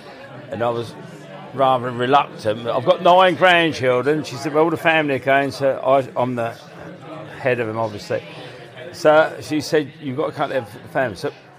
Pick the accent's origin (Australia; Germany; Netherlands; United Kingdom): United Kingdom; I think we're British, aren't we?